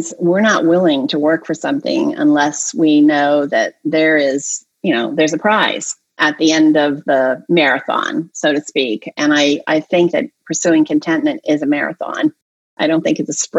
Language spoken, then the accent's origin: English; Delaware, United States; I grew up in Delaware